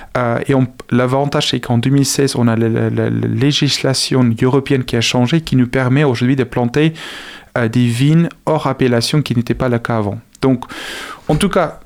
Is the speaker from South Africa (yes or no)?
yes; South Africa; French is a second language; now in France; je suis originaire d'Afrique du Sud